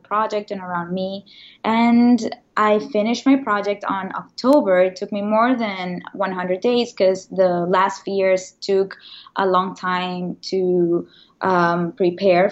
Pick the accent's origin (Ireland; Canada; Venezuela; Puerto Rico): Venezuela; moved away as an adult; now in New York, United States; I am originally from Venezuela. I moved to the States about 10 years ago